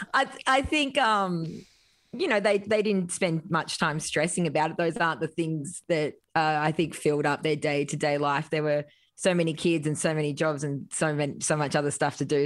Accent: Grafton, New South Wales, Australia; it maybe was about twelve thousand when I was growing up

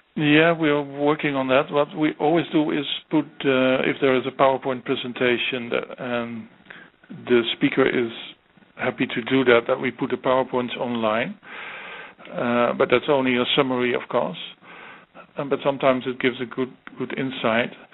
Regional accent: Netherlands; my home country, the Netherlands

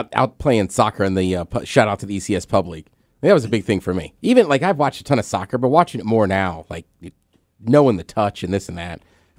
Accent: Maryland, United States; I'm from Maryland.

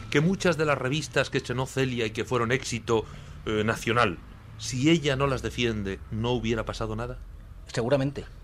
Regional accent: Granada, Andalusia, Spain; yo vine de Granada de estudiante, aprendí a visitar los teatros a través de la CLA

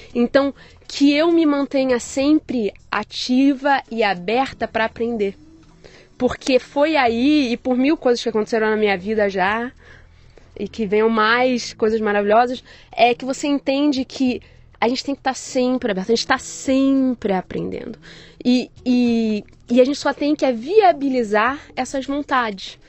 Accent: Rio de Janeiro, Brazil; moved away as an adult; also born or lived in London, United Kingdom; now in New York, United States; eu nasci no Rio de Janeiro é. e há 15 anos eu moro fora do Brasil

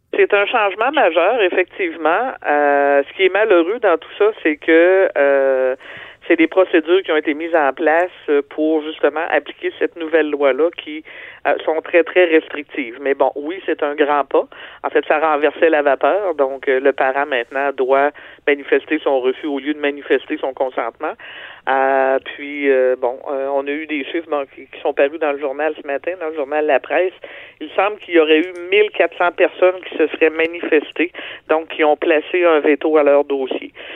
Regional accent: Quebec, Canada

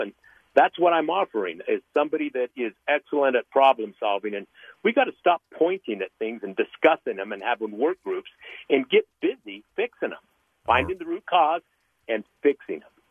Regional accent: Utah, United States; growing up in Utah foster care

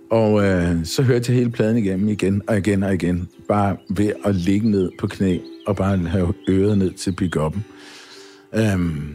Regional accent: Kongens Lyngby, Capital Region of Denmark, Denmark; also born or lived in Copenhagen; jeg blev jo født i København på St. Josef og boede øh, på Østerbro, noget der hedder St. Kirksgade. Øhm, og da jeg var fem år eller et eller andet, så, så flyttede familien så i rækkehus i Lyngby i øh, Brede. Og øh, der voksede jeg op i Grandparken

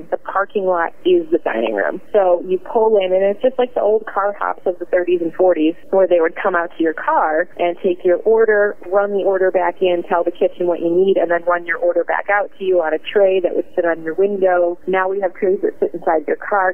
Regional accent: Cleveland, Ohio, United States; I'm from, like, the way far, like, west side of Cleveland

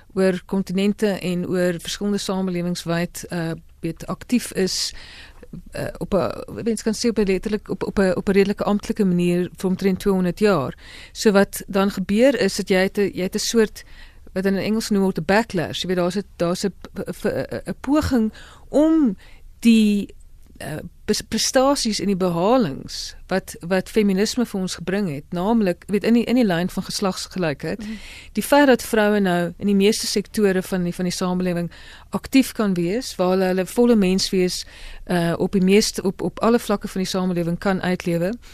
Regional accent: South Africa; ons ook as Afrikaners

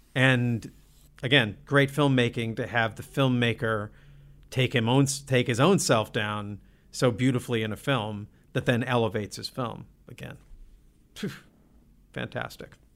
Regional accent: Olympia, Washington, United States; moved away; I grew up in Olympia.

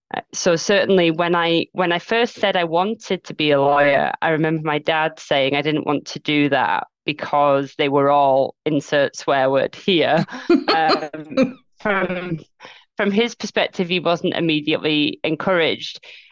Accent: Leeds, Yorkshire and the Humber, United Kingdom; And then when I opened my mouth and said, "Oh yeah … I'm from Leeds,"

